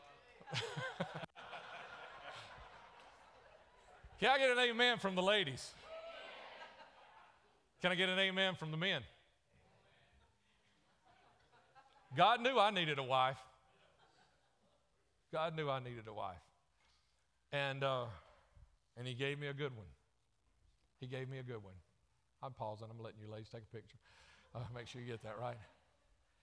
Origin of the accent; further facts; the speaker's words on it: the South, United States; accent: southern; my southern accent